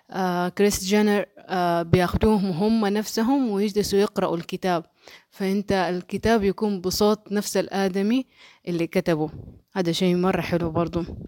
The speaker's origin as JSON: {"language": "Arabic", "country": "Saudi Arabia", "said": "عندنا في السعودية"}